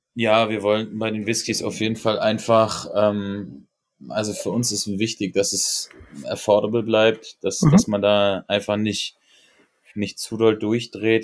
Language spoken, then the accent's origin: German; Berlin, Germany; ich bin Berliner